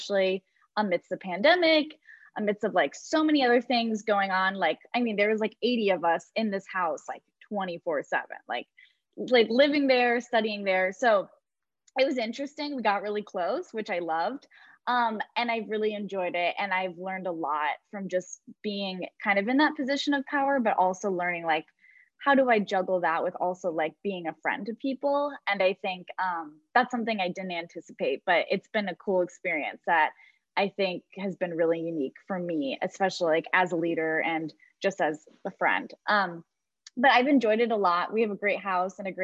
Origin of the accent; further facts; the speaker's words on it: Michigan, United States; I'm from Michigan.